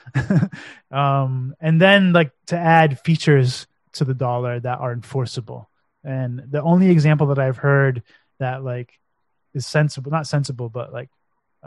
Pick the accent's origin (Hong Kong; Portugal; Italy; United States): United States; now in Romania; being American, living in Romania